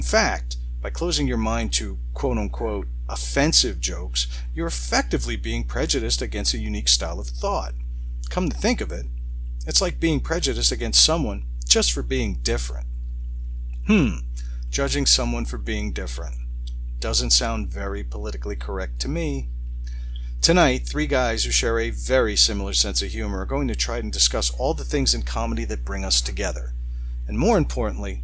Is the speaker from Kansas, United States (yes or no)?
no; Long Island, New York, United States; I'm an Irish-Italian from Long Island